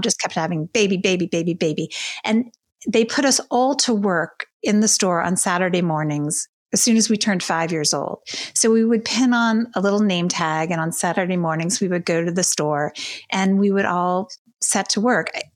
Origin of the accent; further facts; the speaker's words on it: Baton Rouge, Louisiana, United States; moved away as an adult; now in New York, United States; So I grew up in Baton Rouge, Louisiana, in a Jewish family